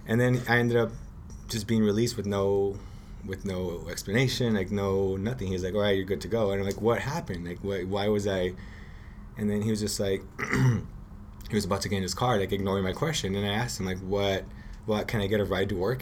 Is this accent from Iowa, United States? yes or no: no; Los Angeles, California, United States; I grew up in Boyle Heights